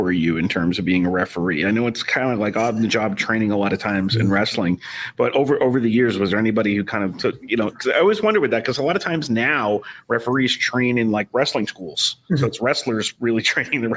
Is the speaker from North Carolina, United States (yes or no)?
no; Long Island, New York, United States; When I was growing up on Long Island